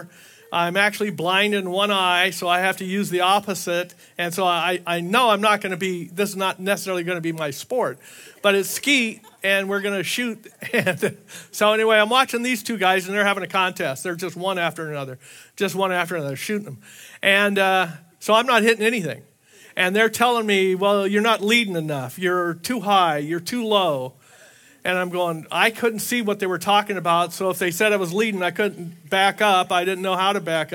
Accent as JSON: {"language": "English", "region": "Southern California", "country": "United States", "tie": "born or raised there", "also_born_or_lived": "Hawaii", "moved": "as an adult", "said": "I was raised in Southern California"}